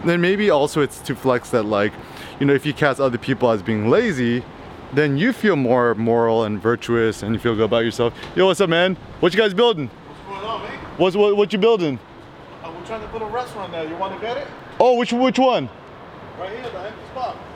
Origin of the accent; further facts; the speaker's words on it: Bay Area, California, United States; I grew up in the Bay Area